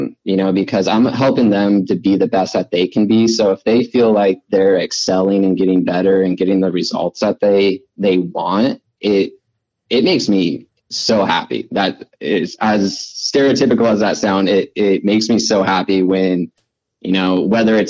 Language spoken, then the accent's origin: English; Washougal, Washington, United States; since that's in my hometown.